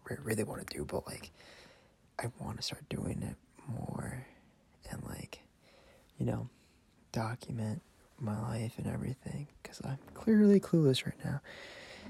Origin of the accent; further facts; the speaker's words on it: Madison area, Wisconsin, United States; I'm Mexican. I was born in Wisconsin. I'm not going to disclose what part of Wisconsin, just like in Madison area